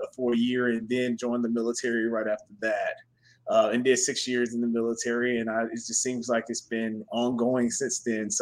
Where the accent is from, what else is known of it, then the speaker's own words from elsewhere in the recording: Chattanooga, Tennessee, United States; accent: Southern drawl; moved away as an adult; I'm originally from Chattanooga, Tennessee, born and raised